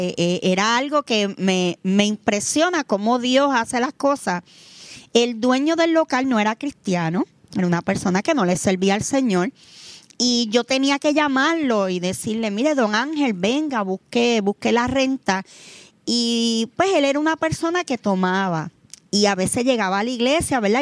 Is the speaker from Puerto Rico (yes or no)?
yes; Vega Baja, Puerto Rico; nosotros somos de Vega Baja